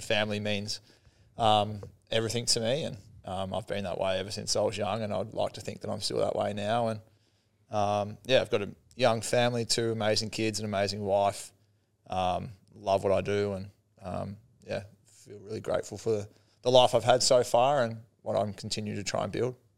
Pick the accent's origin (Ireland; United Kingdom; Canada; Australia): Australia; Sale, Victoria; growing up in Sale